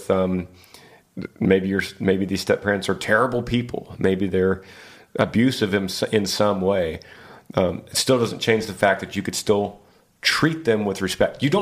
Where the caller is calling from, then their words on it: Battle Ground, Washington, United States; I'm from Battle Ground, Washington.